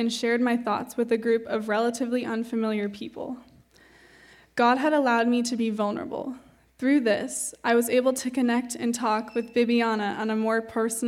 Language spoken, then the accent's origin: English; San Jose, California, United States; I'm going to be a senior at Carmel High School next year. I grew up in San Jose with my mom, dad, and younger brother and sister.